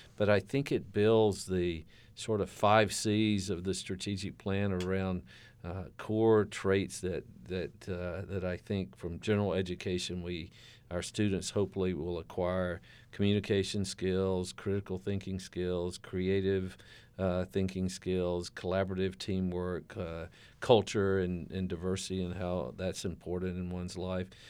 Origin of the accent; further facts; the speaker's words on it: the South, United States; moved away; growing up in the South